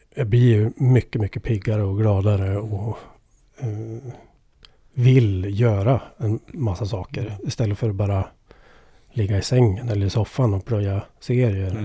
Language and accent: Swedish; Edsbyn, Gävleborg County, Sweden; accent: Ovanåker dialect; Jag kommer ju från Edsbyn, Ovanåkers kommun, Hälsingland